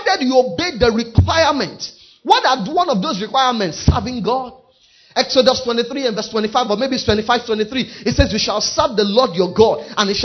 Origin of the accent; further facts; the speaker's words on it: Nigeria; even though I'm a Nigerian, I'm first a kingdom citizen. I may be in Nigeria